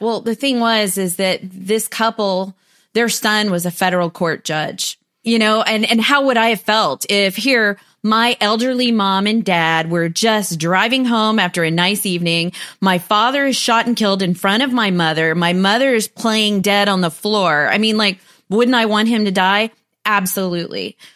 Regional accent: United States; also born or lived in Huntsville, Texas; I'm American.

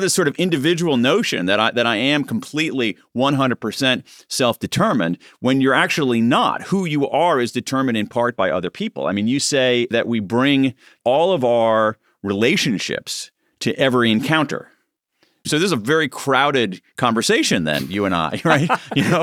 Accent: United States; being an American

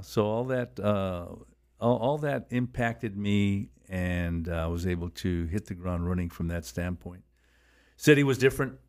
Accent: Los Angeles, California, United States; I was born and raised in Boyle Heights

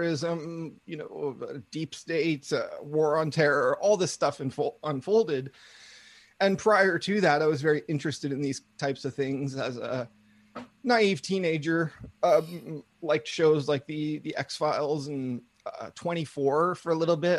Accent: Vancouver, British Columbia, Canada; I grew up in Vancouver, British Columbia

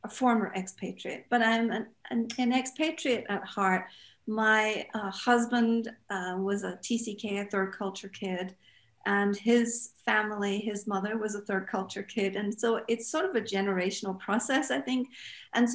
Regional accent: Scotland, United Kingdom; moved away; also born or lived in Japan / Saudi Arabia; I'm from Scotland. My husband's American

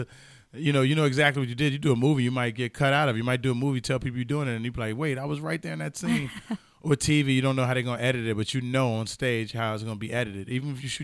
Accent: Chicago, Illinois, United States; Chicago home, you know, I get to be with family

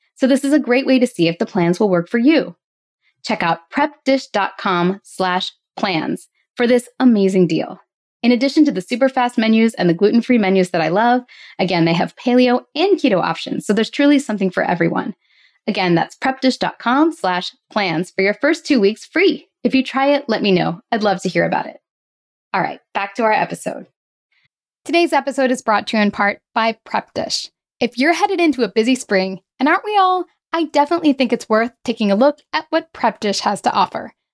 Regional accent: outside of Philadelphia, Pennsylvania, United States; I grew up in outside of Philadelphia

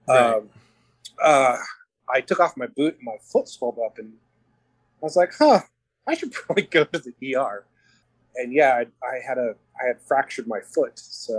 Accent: Albuquerque, New Mexico, United States; moved away; So I'm originally from Albuquerque, New Mexico. I'm from Albuquerque, New Mexico.

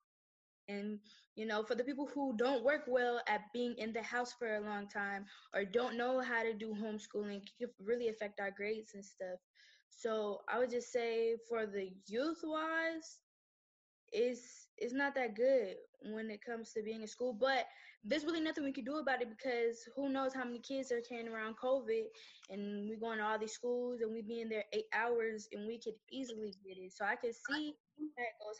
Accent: Atlanta, Georgia, United States; also born or lived in Moulton, Alabama; I'm from Atlanta, but, like, all my family stuff is from the small town called Moulton, Alabama

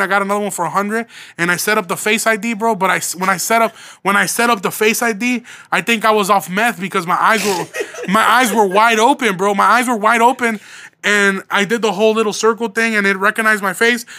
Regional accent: Midwest, United States; So I'm from the Midwest

